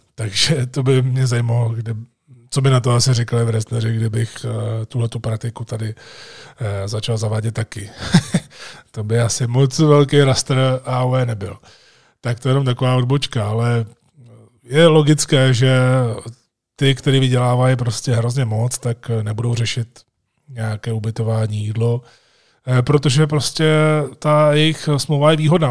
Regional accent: Jičín, Hradec Králové Region, Czechia; moved away as an adult; also born or lived in Prague; jsem plynule přešel ze svého rodného města Vyčíně do Prahy

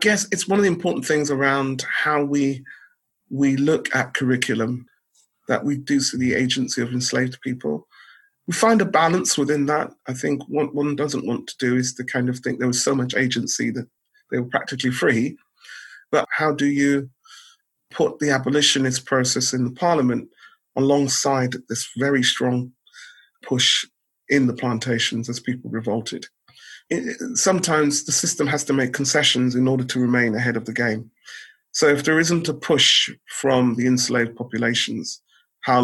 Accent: Bedford, East of England, United Kingdom; I grew up in Bedford

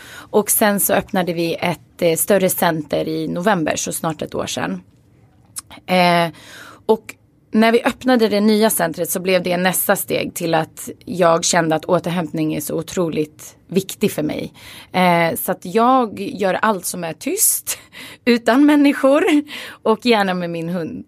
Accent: Stockholm, Stockholm County, Sweden; Jag är uppvuxen i Skarpnäck och det är en förort i Stockholm

